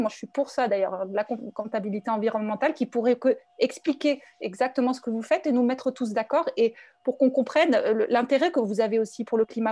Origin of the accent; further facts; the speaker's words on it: Paris, Île-de-France, France; je suis parisienne, je suis un peu bobo